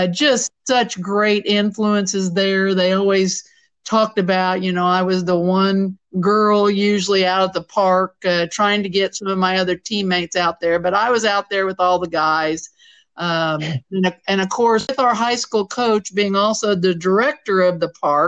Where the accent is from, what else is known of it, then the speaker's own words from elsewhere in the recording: Centralia, Missouri, United States; moved away; my upbringing at Centralia, Missouri, I smile when you bring up my hometown